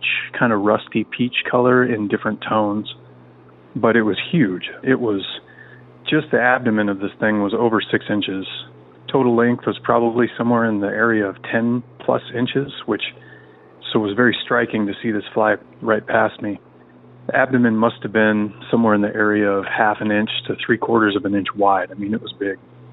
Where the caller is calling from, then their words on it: Central Washington State, United States; I'm calling from Central Washington State